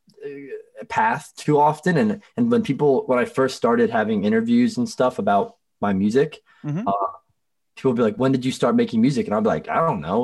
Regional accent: Merion, Pennsylvania, United States; I grew up in the suburbs

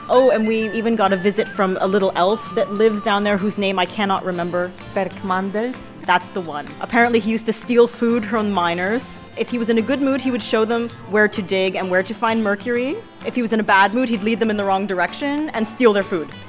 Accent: Canada; now in Idrija, Slovenia; we're both from Canada. I was born there, but my mom actually moved from Slovenia to Canada when she was three years old, lived there for most of her life, and then we ended up coming back

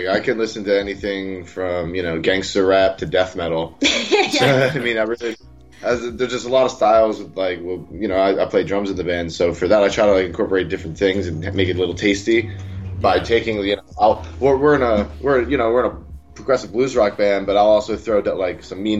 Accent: Philadelphia, Pennsylvania, United States; moved away; also born or lived in Chino Hills / Long Beach; I'm from Philadelphia, and I had just moved to Long Beach. I was living out in, like, Chino Hills at the time

